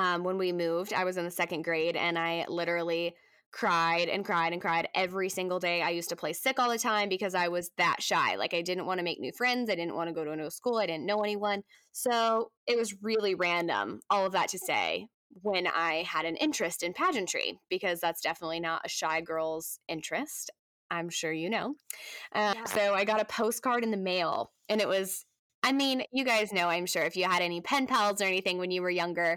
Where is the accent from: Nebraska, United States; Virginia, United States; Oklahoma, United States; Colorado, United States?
Nebraska, United States; Omaha; I'm born and raised in Nebraska